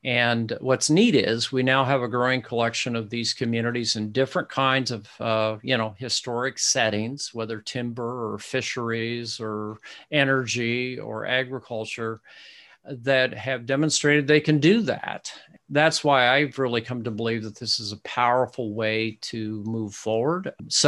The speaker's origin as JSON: {"language": "English", "region": "Midwest", "country": "United States", "said": "Yeah, I'm a Midwesterner, so yeah. I don't quite get it right."}